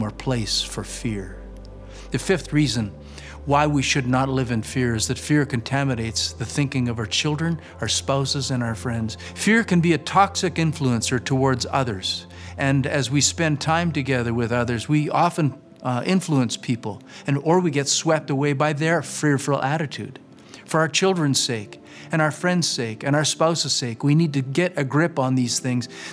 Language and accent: English; Flaxcombe, Saskatchewan, Canada; moved away as an adult; I'm that punk from Flaxcomb, Saskatchewan.